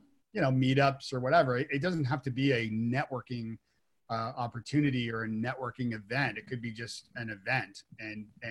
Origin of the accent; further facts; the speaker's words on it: Toronto, Ontario, Canada; moved away as an adult; now in Nashville, United States; I'm from Toronto originally. And when I moved to Nashville, I didn't know a soul aside from my wife